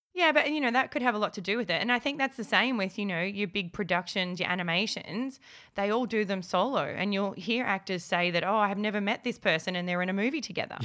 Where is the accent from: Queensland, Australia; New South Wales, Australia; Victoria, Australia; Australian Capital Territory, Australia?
Victoria, Australia; Melbourne; we're from Melbourne